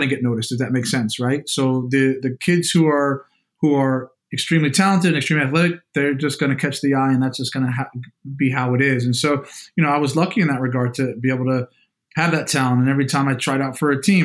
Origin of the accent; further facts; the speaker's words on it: New Jersey, United States; moved away; Played basketball growing up, man. You know, I'm from Jersey, it's in our blood